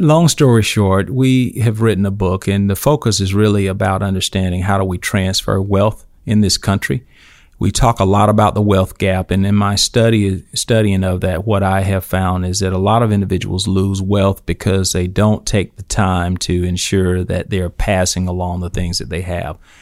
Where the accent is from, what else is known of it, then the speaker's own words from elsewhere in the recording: Eufaula, Alabama, United States; I grew up in Eufaula, Alabama, uh, Barber County